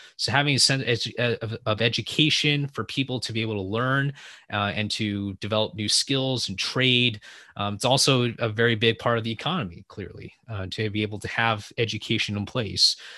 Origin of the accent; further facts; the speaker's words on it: San Francisco, California, United States; I'm from the California Bay Area originally, grew up in the San Francisco area, but I'm currently living most of my time in the wine country